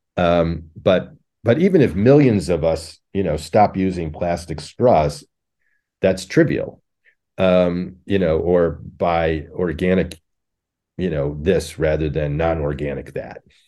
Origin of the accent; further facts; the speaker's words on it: Connecticut, United States; now in Buffalo, United States; I grew up in Connecticut in a suburb